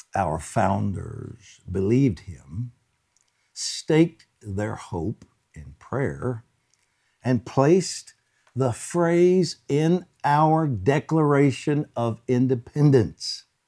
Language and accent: English; United States; as an American